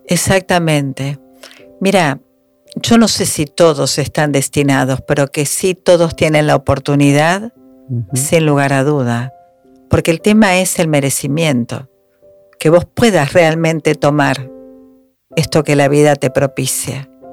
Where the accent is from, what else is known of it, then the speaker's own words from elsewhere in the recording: Argentina; somos argentinos